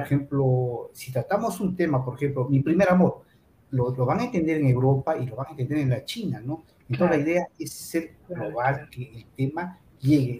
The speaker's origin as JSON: {"language": "Spanish", "country": "Peru", "said": "voy a cumplir 20 años ya en el mundo del cine acá en Perú"}